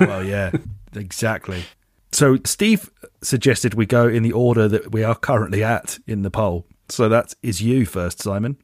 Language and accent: English; United Kingdom; we are British